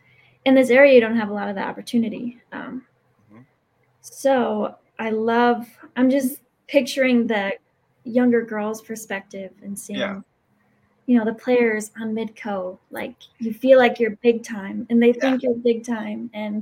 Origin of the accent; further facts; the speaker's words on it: Pierre, South Dakota, United States; I'm from Pierre originally